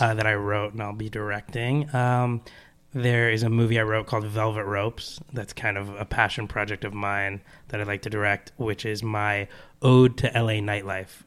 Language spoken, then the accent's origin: English; New Jersey, United States; I'm from New Jersey